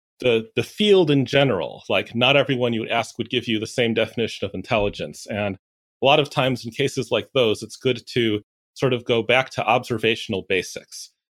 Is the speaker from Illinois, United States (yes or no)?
yes; Chicago, Illinois, United States; Chicago, Illinois.